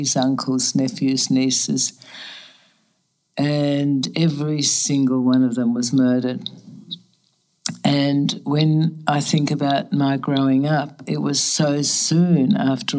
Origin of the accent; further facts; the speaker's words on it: Australia; moved away as an adult; also born or lived in Germany; now in New York, United States; refugees to Australia